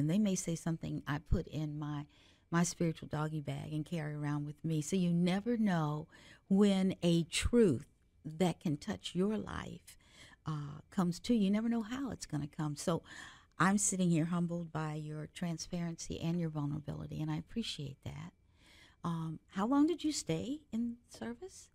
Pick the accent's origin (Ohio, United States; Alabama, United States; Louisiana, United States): Ohio, United States; Cincinnati; I grew up in Cincinnati, Ohio